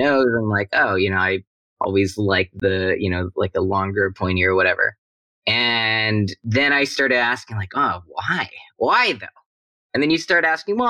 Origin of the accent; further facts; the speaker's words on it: Vancouver, British Columbia, Canada; I grew up in Vancouver, Canada